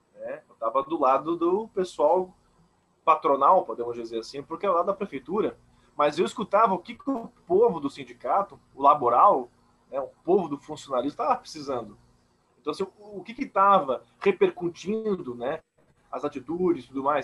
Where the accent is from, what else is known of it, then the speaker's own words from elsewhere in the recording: Blumenau, Santa Catarina, Brazil; Sou de Blumenau